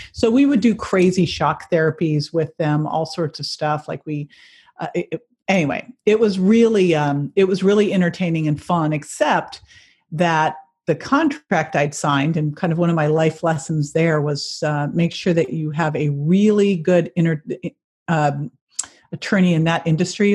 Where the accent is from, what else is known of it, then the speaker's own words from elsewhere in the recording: California, United States; I'm I'm from California.